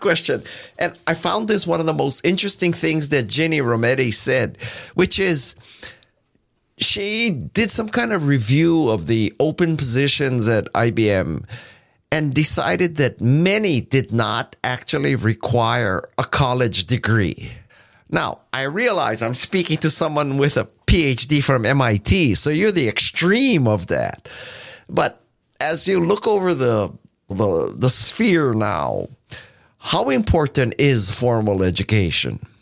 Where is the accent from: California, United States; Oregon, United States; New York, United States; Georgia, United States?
California, United States; Silicon Valley; I'm from Silicon Valley